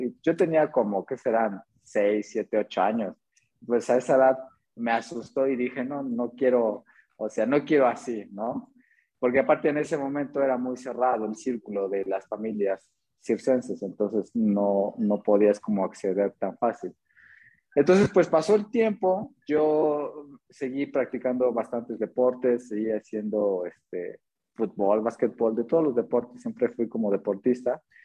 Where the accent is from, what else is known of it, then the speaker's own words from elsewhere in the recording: Atlixco, Puebla, Mexico; yo soy de Atlisco, Atlisco Puebla